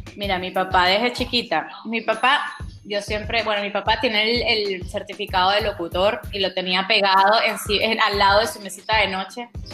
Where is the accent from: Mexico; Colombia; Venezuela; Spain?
Venezuela; born or raised there; moved away as an adult